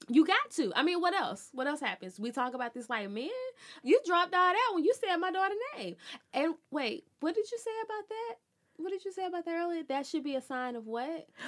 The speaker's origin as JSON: {"language": "English", "town": "Birmingham", "region": "Alabama", "country": "United States", "tie": "born or raised there", "said": "I'm from Birmingham"}